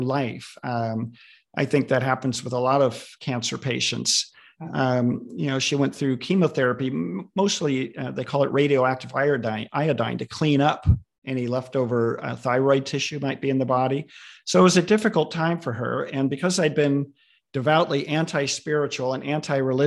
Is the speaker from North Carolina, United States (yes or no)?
no; Southern California, United States; moved away as an adult; now in Redmond, United States; Lived here for most of my adult life, although I grew up in Southern California